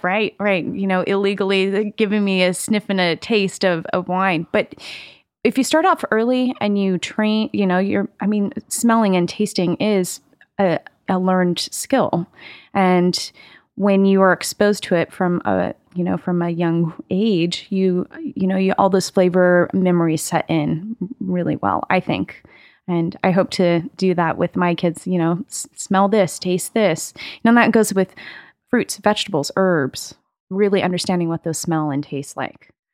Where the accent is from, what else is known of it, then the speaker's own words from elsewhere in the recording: Carmel, California, United States; I grew up in, in California, actually. Um, grew up in, uh, a, a town called Carmel.